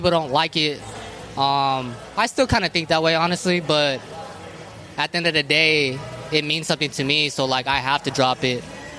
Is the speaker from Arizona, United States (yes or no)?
yes; Tucson, Arizona, United States; And I grew up on the South Side, so, like, you know, it's mostly Mexicans. And they just embraced me, you know.